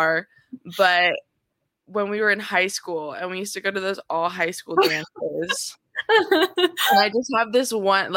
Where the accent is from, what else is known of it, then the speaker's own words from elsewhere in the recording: Orange County, California, United States; growing up in Orange County as like a Black biracial woman